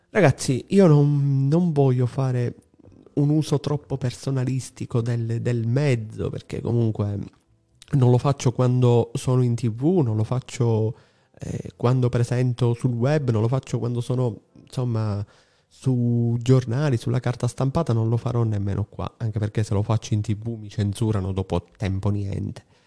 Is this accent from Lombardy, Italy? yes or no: no; Palermo, Sicily, Italy; dalle mie parti, qua a Palermo